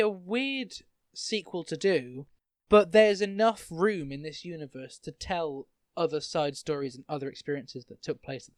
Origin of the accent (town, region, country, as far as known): United Kingdom